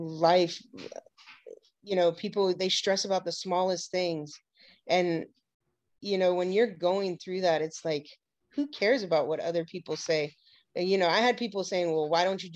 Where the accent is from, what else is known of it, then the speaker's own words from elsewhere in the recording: Hawaii, United States; growing up in Hawaii